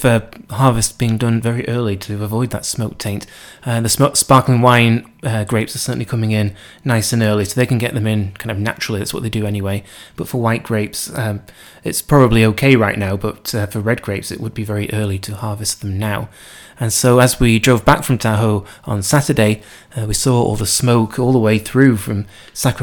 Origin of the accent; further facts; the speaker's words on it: United Kingdom; I'm British